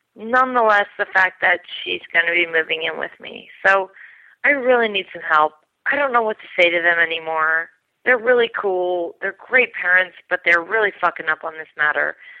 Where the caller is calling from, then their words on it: New York City, New York, United States; I'm calling you from Brooklyn, New York.